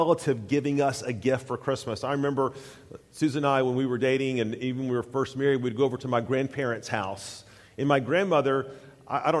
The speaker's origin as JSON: {"language": "English", "region": "East Tennessee", "country": "United States", "tie": "born or raised there", "said": "growing up in East Tennessee"}